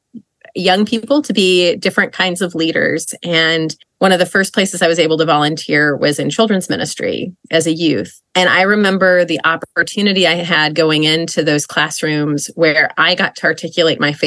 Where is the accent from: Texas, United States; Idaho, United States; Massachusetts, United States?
Idaho, United States; also born or lived in Indiana; now in Philadelphia, United States; I live and work outside of Philadelphia, but I grew up in Idaho.